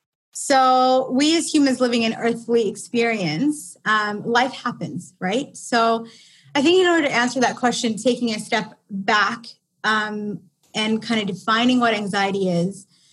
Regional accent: India; If that doesn't give it away that I'm Indian, I don't know what does. Maybe if I speak Indian accent.

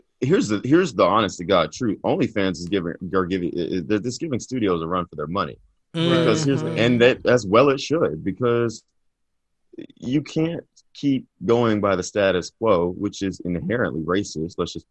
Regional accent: Texas, United States; But so I grew up in East Texas, right? And it's very much rural.

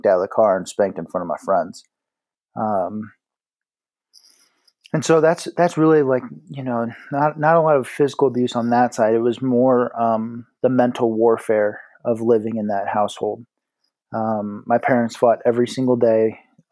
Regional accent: South Bend, Indiana, United States; moved away as an adult; also born or lived in Dayton, Ohio; now in Colorado, United States; I was born in Indianapolis, Indiana. At the age of 6, we moved to South Bend, and that's where I spent, ages 6 through 18.

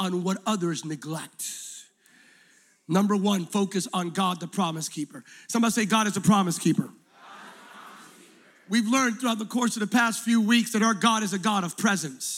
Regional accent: Pennsylvania, United States; moved away; I'm originally from Pennsylvania

